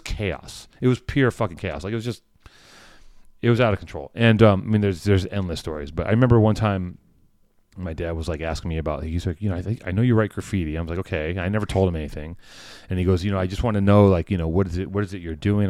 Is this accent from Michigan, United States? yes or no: no; Los Angeles, California, United States; I grew up in Venice.